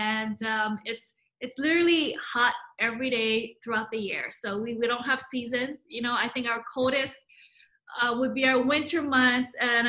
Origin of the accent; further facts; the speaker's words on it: Hawaii, United States; also born or lived in Hong Kong; born in Hong Kong, but my whole family migrated to Hawaii when I was just about a year old. So I literally grew up, lived in Hawaii, never left